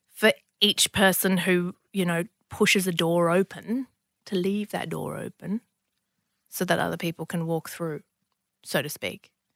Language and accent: English; Bankstown, New South Wales, Australia; also born or lived in Lebanon; growing up in Bankstown